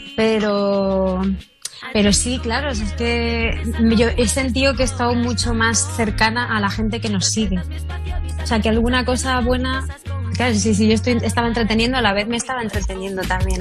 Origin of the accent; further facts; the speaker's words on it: Castilla-La Mancha, Spain; moved away; irme para mi tierra manchega